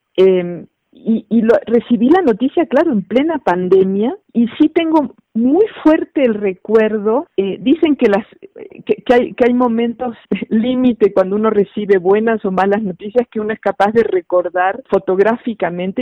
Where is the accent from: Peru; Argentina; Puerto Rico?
Argentina; now in Mexico; dado que yo nací en Argentina, aunque ya llevo muchos años viviendo en México